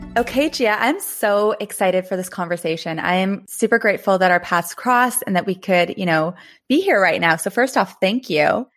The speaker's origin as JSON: {"language": "English", "town": "Thunder Bay", "region": "Ontario", "country": "Canada", "said": "I'm from Thunder Bay"}